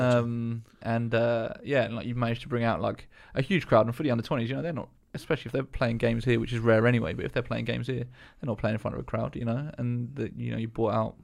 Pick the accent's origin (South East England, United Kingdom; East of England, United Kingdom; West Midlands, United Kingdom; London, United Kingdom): South East England, United Kingdom; Eastbourne; I grew up in Eastbourne, which is very small as well.